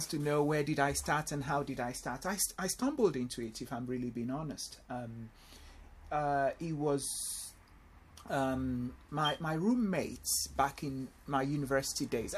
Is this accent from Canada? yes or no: no; Nigeria; moved away as an adult; also born or lived in London, United Kingdom; now in Essex, United Kingdom; I went home back to Nigeria with my parents, where I, you know, obviously had my primary school education, secondary school education, and my university education